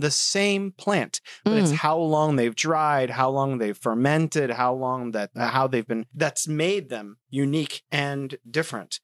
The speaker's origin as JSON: {"language": "English", "country": "United States", "moved": "yes", "lives_now": "China", "said": "I'm from America."}